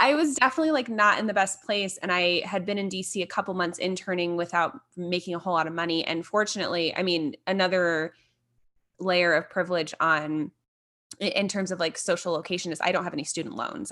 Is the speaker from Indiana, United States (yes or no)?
yes; Fort Wayne, Indiana, United States; moved away as an adult; now in Denver, United States; I'm from the Midwest, so I grew up in northern Indiana in Fort Wayne, which most people probably have not heard of, but moved down to a suburb of Indianapolis when I was twelve.